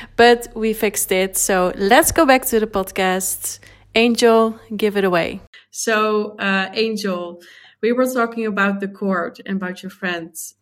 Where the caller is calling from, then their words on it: Spain; I'm calling from Spain